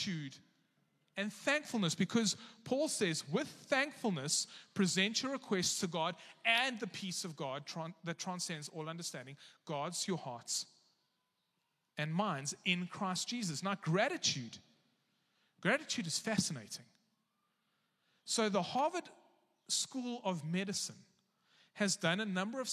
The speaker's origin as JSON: {"language": "English", "country": "South Africa", "said": "as a South African"}